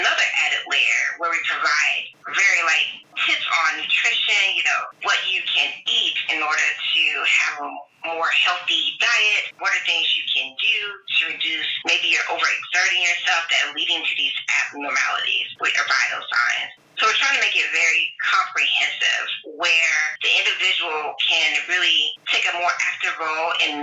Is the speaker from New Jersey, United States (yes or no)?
no; Tampa, Florida, United States; moved away as an adult; also born or lived in rural Alabama / Tennessee; I grew up between Tampa, Florida and rural Alabama on a farm